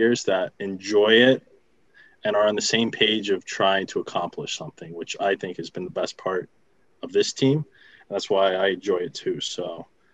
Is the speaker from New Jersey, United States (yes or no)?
yes; New Jersey, United States; moved away; also born or lived in North Carolina; I'm originally from New Jersey